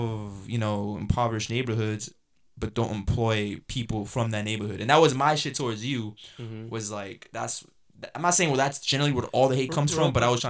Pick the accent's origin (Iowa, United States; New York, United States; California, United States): New York, United States; New York City; I was raised in Jamaica, Queens, right?